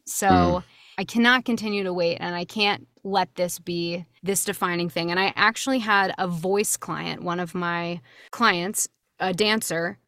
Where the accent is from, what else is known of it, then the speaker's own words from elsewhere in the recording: Swarthmore, Pennsylvania, United States; moved away as an adult; I was born and raised there. You know, I was born in the town and I uh, went to college from that town